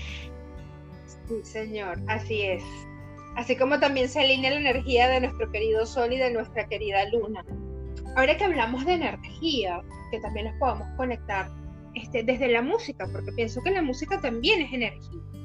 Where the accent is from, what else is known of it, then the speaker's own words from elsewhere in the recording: Valencia, Carabobo, Venezuela; moved away as an adult; now in Argentina; somos de Valencia, Venezuela, que estamos en Ecuador, en Argentina